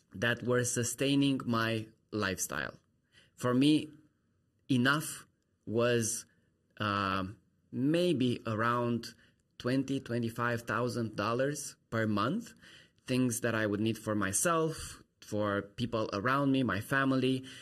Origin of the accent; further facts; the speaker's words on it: Romania; moved away as an adult; I'm from Romania